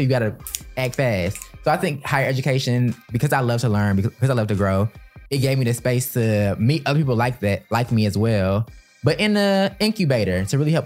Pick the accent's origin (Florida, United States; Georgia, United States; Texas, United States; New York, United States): Georgia, United States; Atlanta; I grew up in Atlanta around Black people my whole life